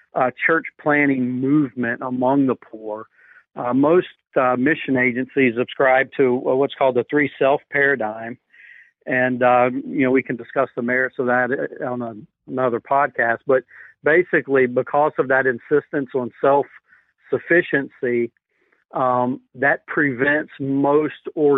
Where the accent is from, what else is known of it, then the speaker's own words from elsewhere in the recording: the Bible Belt, United States; moved away as an adult; also born or lived in Brazil; I grew up in the Bible Belt, but I didn't grow up in a Christian home